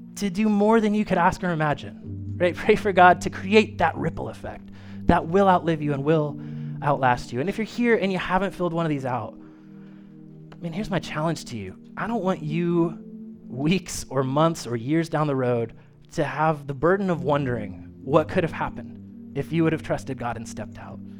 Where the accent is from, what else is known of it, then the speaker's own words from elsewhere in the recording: Kokomo, Indiana, United States; I grew up in the United Methodist Church, uh, Main Street United Methodist in Kokomo, Indiana. It's still there